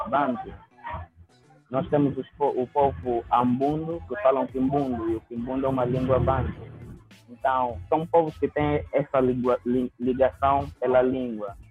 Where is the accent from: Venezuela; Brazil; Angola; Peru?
Angola; sou escritor e sou de Angola, África